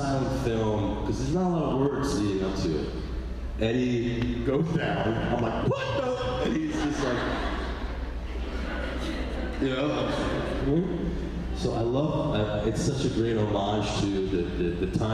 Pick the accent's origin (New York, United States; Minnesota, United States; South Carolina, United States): New York, United States; I grew up in New York